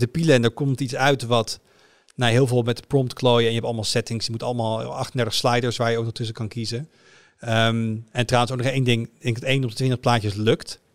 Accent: Netherlands; als Nederlander met een elektrische auto

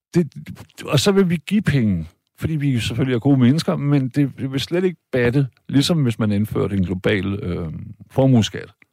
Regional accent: Denmark; Jeg er selv jyde

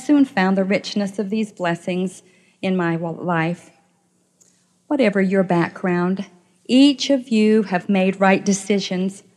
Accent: Clearfield, Utah, United States; I grew up in the small town of Clearfield, Utah

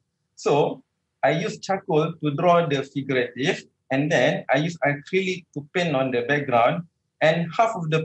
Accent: Malaysia; I'm a Malaysian artist

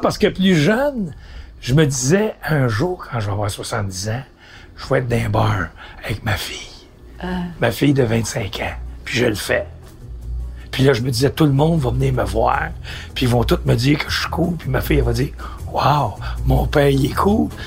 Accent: Montreal, Quebec, Canada; Je viens de l'Est.

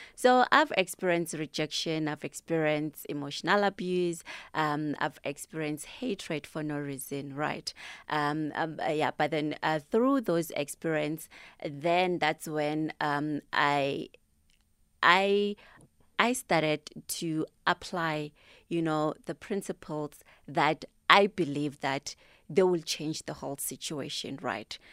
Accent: Thembisa, Gauteng, South Africa; I'm from Thembisa

